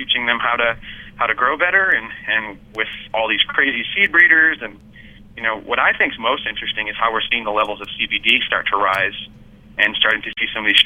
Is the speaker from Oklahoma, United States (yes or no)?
no; Massachusetts, United States; moved away; my hometown, our hometown, our home state, we'll be back in Massachusetts pretty soon